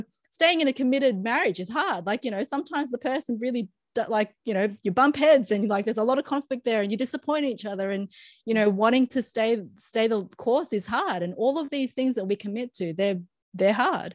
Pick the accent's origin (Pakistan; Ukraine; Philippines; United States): Philippines; for me as a Filipino